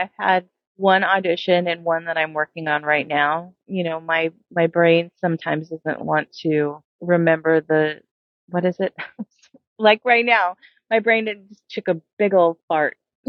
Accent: Las Vegas, Nevada, United States; also born or lived in Seattle; now in Los Angeles, United States; I was born and raised in Vegas and I moved to Seattle in 1996 and moved back to Las Vegas in 2005 and moved to here to LA in 2007.

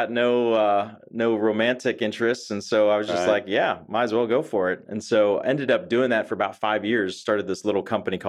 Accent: Pittsburgh, Pennsylvania, United States; So I grew up in Pittsburgh, Pennsylvania.

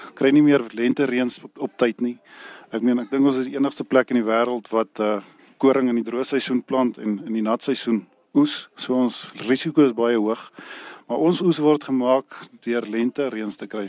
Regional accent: Reitz, Free State, South Africa; also born or lived in Bethlehem; Ek is gebore hier waar ek nou nog steeds hier in Ryse is gebore en Ryse hier groot geword

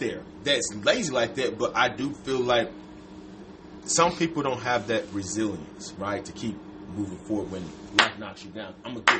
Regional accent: Georgia, United States; I'm born and raised in Georgia

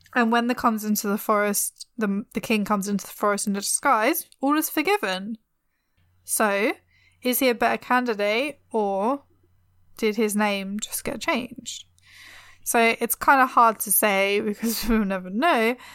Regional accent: England, United Kingdom; I'm too English.

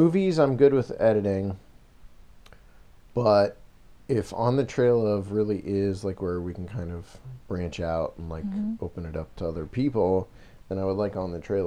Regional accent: Bolivar, Ohio, United States; now in Wadsworth, United States; my hometown is Bolivar, Ohio

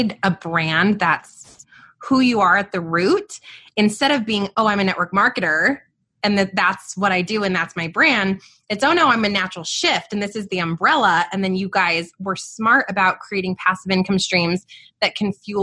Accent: Albuquerque, New Mexico, United States; I'm born and raised in Albuquerque, New Mexico, outside of the city right here.

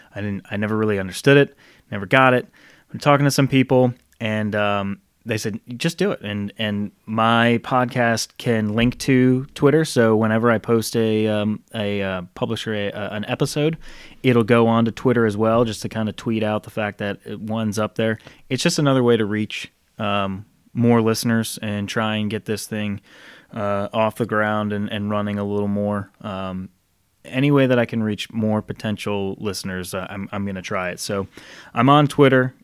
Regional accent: United States; as an American

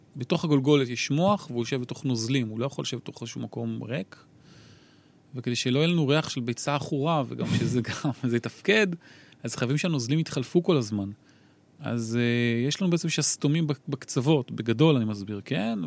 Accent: Kiryat Bialik, Haifa District, Israel; moved away; אני גדלתי ב-, בשכונה צור שלום קראו לזה, אה, עדיין קוראים לזה

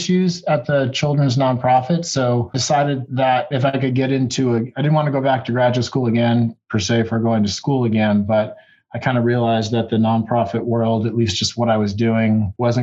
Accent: Pittsford, New York, United States; I grew up outside of Rochester, New York, in a small town, Pittsford, New York

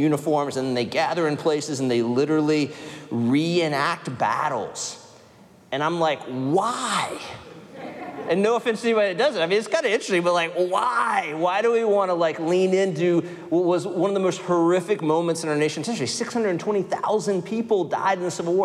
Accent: Winchester, Virginia, United States; Winchester, Virginia, my hometown

